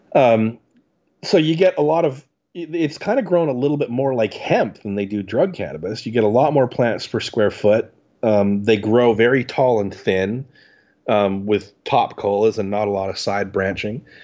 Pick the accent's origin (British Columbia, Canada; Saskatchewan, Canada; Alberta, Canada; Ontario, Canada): Ontario, Canada; Ottawa; I grew up in Ottawa, um, which is very close to Montreal